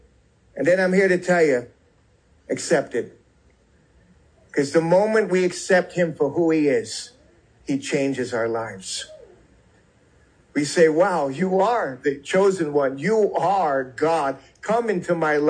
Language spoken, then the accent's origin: English; New York City, New York, United States; moved away; also born or lived in Alabama; I grew up in New York City